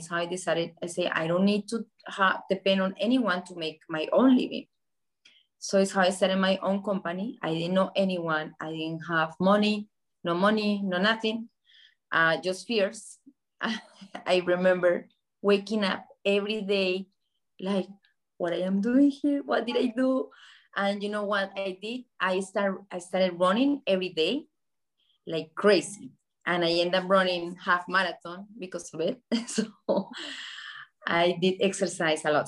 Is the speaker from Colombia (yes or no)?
yes; Colombia; moved away as an adult; now in Miami, United States; I grew up in Colombia when Pablo Escobar was alive